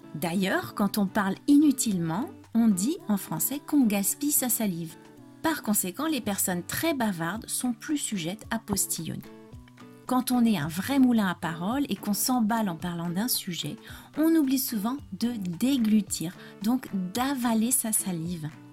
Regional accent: France

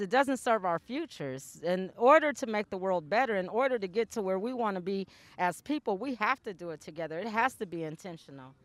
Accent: Portland, Oregon, United States; I grew up in this part

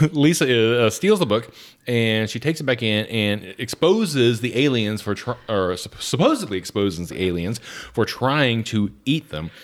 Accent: Atlanta, Georgia, United States; I grew up in South Atlanta, very close to the Atlanta airport.

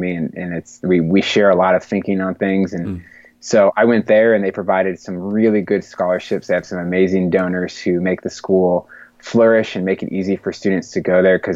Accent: Bellevue, Pennsylvania, United States; moving back to my hometown of Bellevue, which is a neighborhood right outside of Pittsburgh

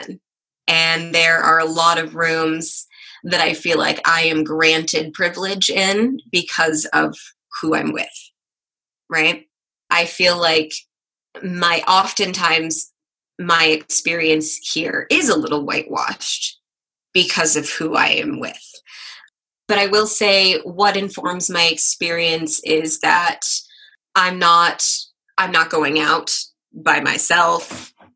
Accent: Kansas City, Missouri, United States; moved away as an adult; also born or lived in Des Moines, Iowa; now in Sioux Falls, United States; I did grow up in the suburbs of Kansas City, Missouri

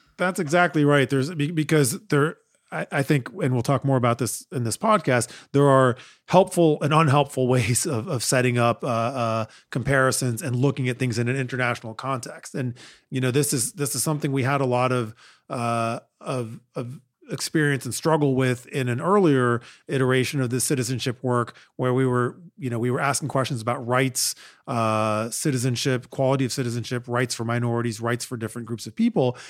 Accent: United States; as an American

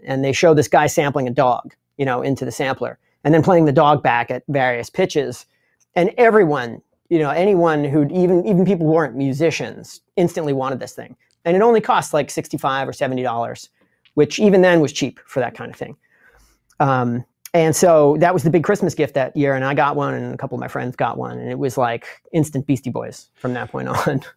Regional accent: Long Island, New York, United States; I'm from Long Island, which is a part of, uh, the United States

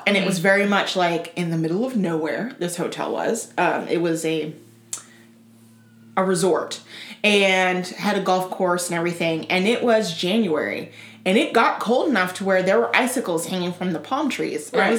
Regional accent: Tennessee, United States; moved away; also born or lived in Florida; I grew up in Tennessee.

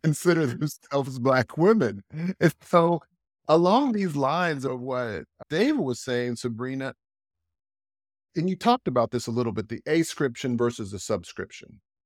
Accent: United States; now in Europe; I'm American

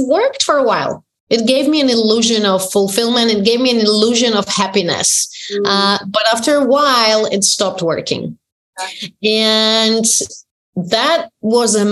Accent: Poland; moved away; growing up in Poland, in communist country

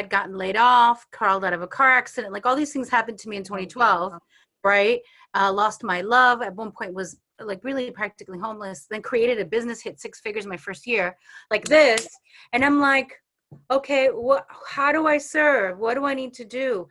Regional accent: New York, United States; I'm from New York

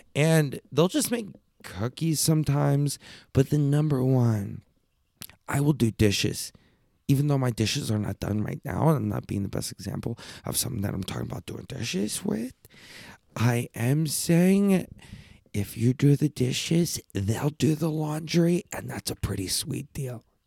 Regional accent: Texas, United States; I'm a Texas, I'm a fucking Texas kid.

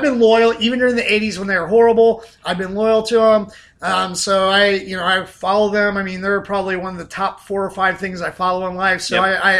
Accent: Southern Ohio, United States; I grew up in Southern Ohio

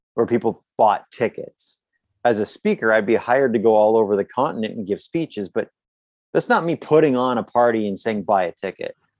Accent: Canada; I'm from Canada.

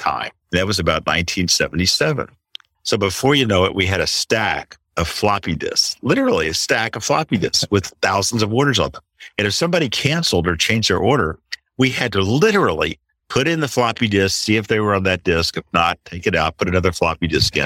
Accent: Little Rock, Arkansas, United States; moved away as an adult; also born or lived in San Francisco; I grew up in Little Rock, Arkansas

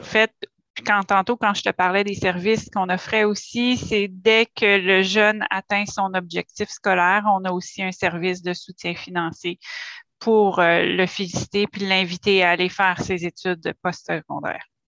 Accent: Gatineau, Quebec, Canada; je suis native de Hall, donc je suis née dans la région aussi

